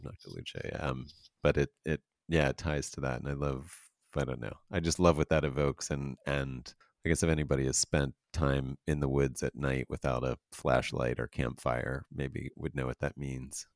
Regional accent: Pennsylvania, United States; now in Los Angeles, United States; I'm from Pennsylvania as well

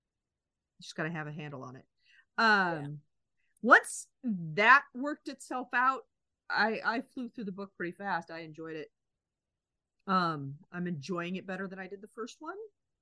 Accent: United States; It was kind of hard to read it as an American

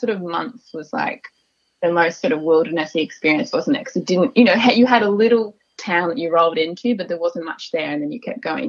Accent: Australia; we're so Australian in our way of thinking about water

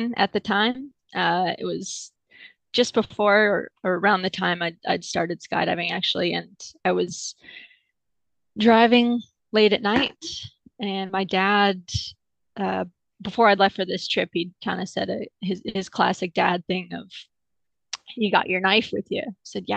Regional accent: Wells, British Columbia, Canada; I'm from a super tiny town called Wells in the interior of British Columbia, which is on the west coast of Canada.

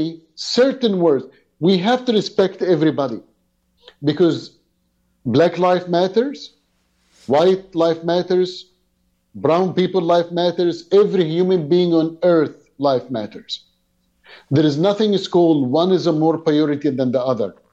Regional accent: Egypt; now in Canada; I came from Egypt background

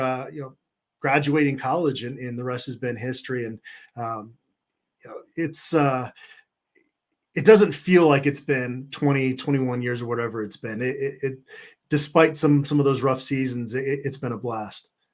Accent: Minneapolis, Minnesota, United States; moved away; also born or lived in Phoenix, Arizona; I was born in Minneapolis, moved to, uh, Phoenix, where I went to Arizona State

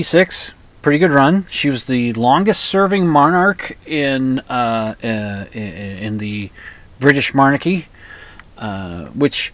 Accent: United States; I'm an American

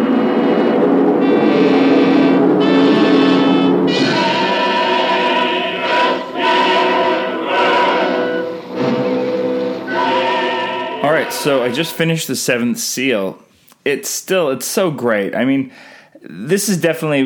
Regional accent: Canada; I'm Canadian filmmaker

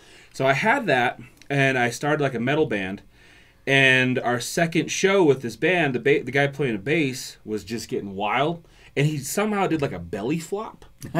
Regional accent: Fort Belknap, Montana, United States; moved away as an adult; also born or lived in Nebraska; now in Bozeman, United States; I grew up in Fort Belknap, Montana, which is north central, like 45 miles south of the Canadian border.

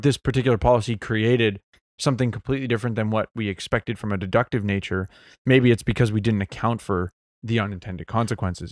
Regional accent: Mississauga, Ontario, Canada; I grew up in Mississauga, so Saga City

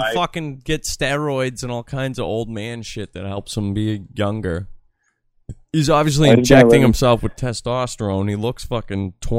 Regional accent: Massachusetts, United States; I come from the most voted Trump town. In Massachusetts

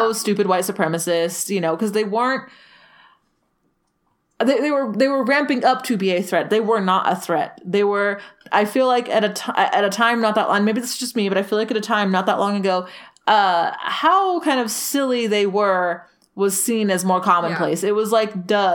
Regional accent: Salt Lake City, Utah, United States; despite growing up in Utah in a very, like, conservative state, we were in a very liberal bubble, both as far as living in Salt Lake City goes

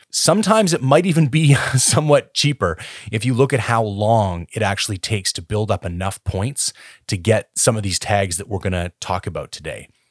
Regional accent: Canada; I am Canadian

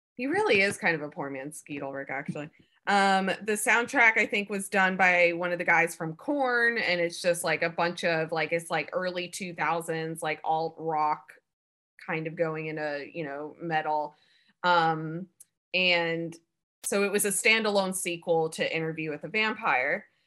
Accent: Alabama, United States; moved away as an adult; also born or lived in Savannah, Georgia; I grew up in Alabama and then went to school and moved to Savannah, Georgia

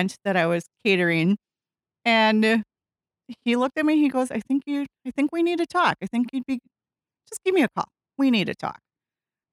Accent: Nekoosa, Wisconsin, United States; now in Wisconsin Rapids, United States; I grew up down in Nakusa, so hometown of Nakusa, go paper makers

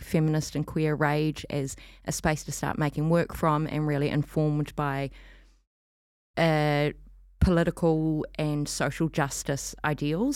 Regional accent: New Zealand; moved away as an adult; now in Auckland, New Zealand; I come from Otaheite originally, um, but have been up here for fifteen years or so

